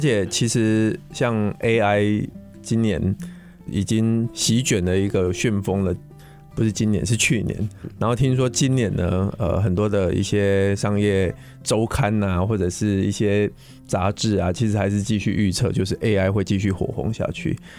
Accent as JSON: {"language": "Chinese", "region": "Pingtung County", "country": "Taiwan", "tie": "born or raised there", "moved": "yes", "lives_now": "Taipei, Taiwan", "said": "那个屏东，呃，就是我的故乡啦"}